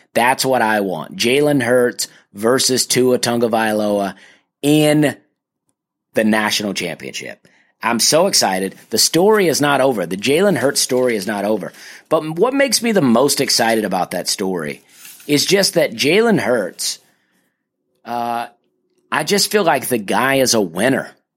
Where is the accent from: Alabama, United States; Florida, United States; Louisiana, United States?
Alabama, United States; my home state of Alabama